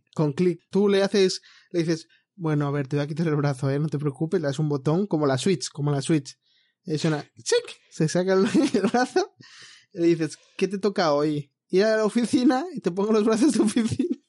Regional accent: Madrid, Community of Madrid, Spain; como soy de Madrid

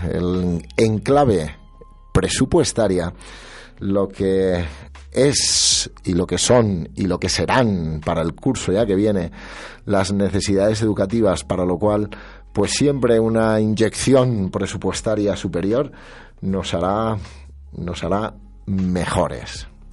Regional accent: Castile and León, Spain; nuestro orgullo como castellano-leoneses

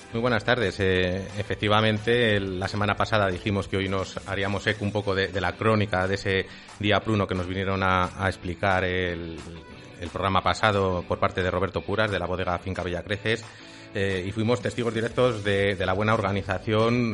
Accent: Tudela de Duero, Castile and León, Spain; yo soy de Tudelano

